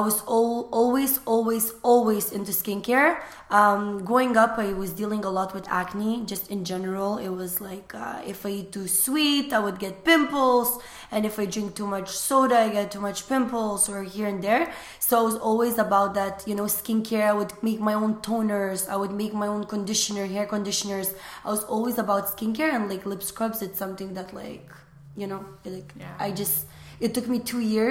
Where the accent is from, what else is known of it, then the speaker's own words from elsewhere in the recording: Lithuania; English is a second language; now in Canada; I was born and raised in Lithuania